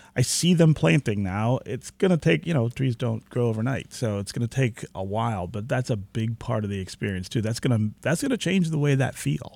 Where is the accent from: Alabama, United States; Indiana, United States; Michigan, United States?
Michigan, United States; Detroit; moved away as an adult; also born or lived in Baltimore; as Detroiters